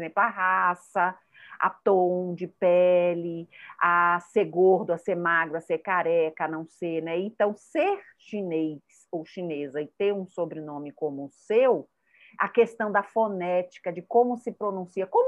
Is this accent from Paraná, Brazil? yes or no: no; Rio de Janeiro, Brazil; born there; also born or lived in Bahia / São Paulo; Eu sou nascida no Rio, mas me considero baiana e me considero paulista, me considero do mundo.